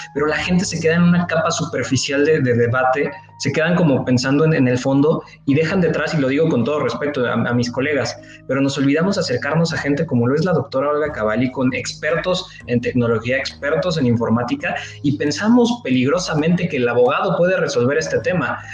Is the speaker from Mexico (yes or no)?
yes; Mexico; como mexicano